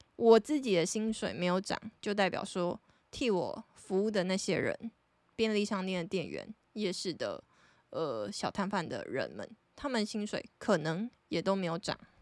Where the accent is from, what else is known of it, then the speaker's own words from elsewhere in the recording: Taiwan; 就是我觉得我们台湾人的生活形态